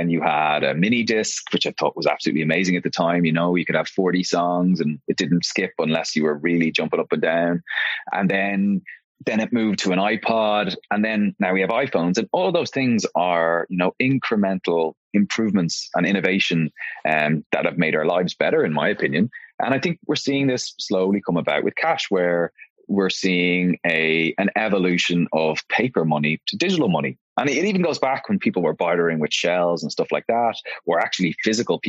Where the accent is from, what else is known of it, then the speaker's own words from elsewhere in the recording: Dublin, Leinster, Ireland; I am born and raised in Dublin here in Ireland.